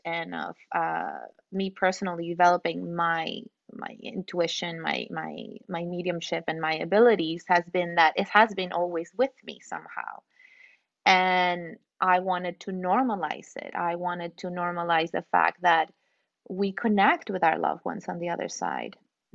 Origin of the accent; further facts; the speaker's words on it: Mexico City, Mexico; moved away; I'm from Mexico City too. I'm from Mexico